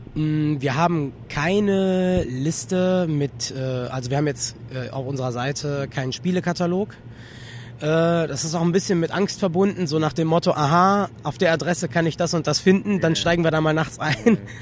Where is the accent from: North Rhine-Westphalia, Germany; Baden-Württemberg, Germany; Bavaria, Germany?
North Rhine-Westphalia, Germany; Solingen; ich komme aus Solingen